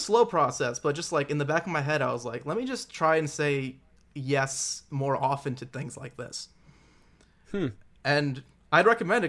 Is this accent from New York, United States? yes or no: yes; Long Island, New York, United States; Yeah, so I grew up in Long Island, New York, maybe like 45 minutes out from the city, but in the suburbs